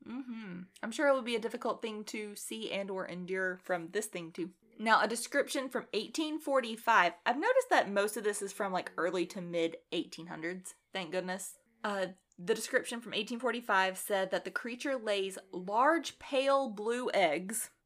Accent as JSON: {"language": "English", "country": "United States", "said": "we're American"}